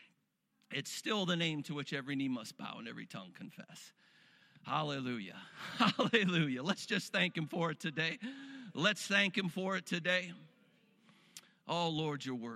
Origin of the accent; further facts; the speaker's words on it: Cleveland, Ohio, United States; I grew up in Cleveland, weather very similar to Erie, Pennsylvania. And, you know, us Rust Belt Northerners are used to lake effect snow